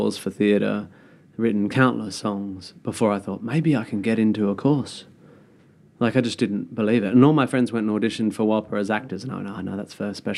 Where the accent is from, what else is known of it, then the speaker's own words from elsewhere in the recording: Perth, Western Australia, Australia; moved away; I come from Perth